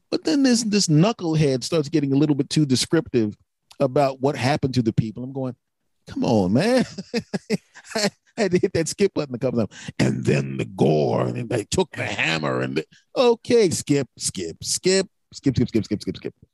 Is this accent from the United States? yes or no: yes; Philadelphia, Pennsylvania, United States; a person born and raised in Philadelphia